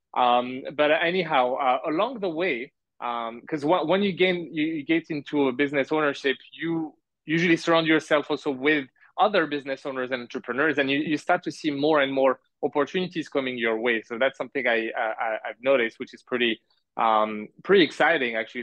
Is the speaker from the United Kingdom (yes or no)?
no; France; moved away as an adult; also born or lived in Montreal, Canada / Canada; now in Malaysia; I was born in Canada in Montreal, my parents are from Algeria, and I grew up in France